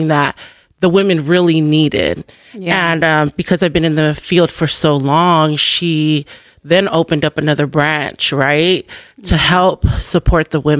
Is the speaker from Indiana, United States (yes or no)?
no; Long Beach, California, United States; born and raised in Long Beach, California